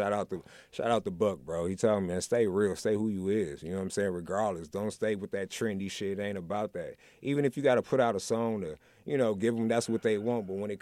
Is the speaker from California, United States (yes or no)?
no; Milwaukee, Wisconsin, United States; moved away; I'm born and raised in Milwaukee, right?